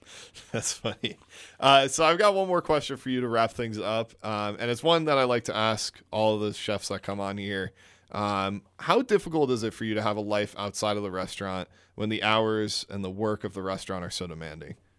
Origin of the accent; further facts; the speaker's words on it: New Jersey, United States; moved away; I'm from New Jersey